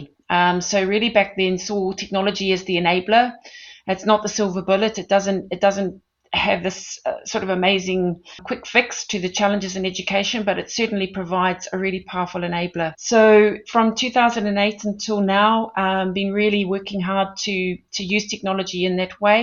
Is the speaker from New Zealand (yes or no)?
yes; New Zealand; moved away as an adult; also born or lived in London, United Kingdom; now in South Africa; I'm originally from New Zealand and sort of studied at Auckland University a degree in performance piano. I went on to Teachers College in New Zealand